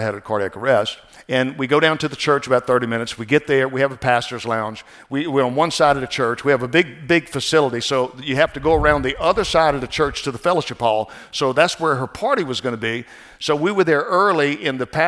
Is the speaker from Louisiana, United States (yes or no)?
yes; New Orleans, Louisiana, United States; I'm from New Orleans area, where jazz music, everything down there, and we're kind of a mixture of everything down there, Creole and stuff